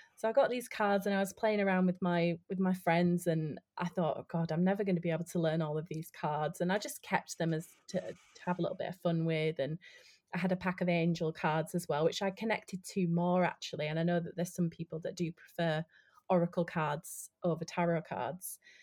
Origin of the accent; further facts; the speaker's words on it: Yorkshire and the Humber, United Kingdom; moved away as an adult; also born or lived in London; I'm originally from West Yorkshire, um, like the north of England, um, and I moved to London to study acting